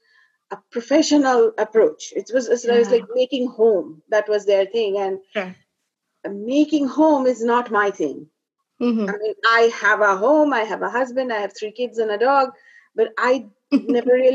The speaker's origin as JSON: {"language": "English", "country": "India", "tie": "born or raised there", "moved": "yes", "said": "I was born and raised in India, in a very traditional family"}